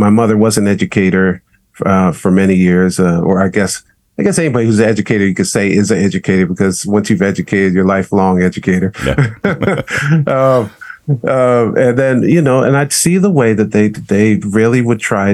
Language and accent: English; Southern California, United States; here in Southern California, giving birth to me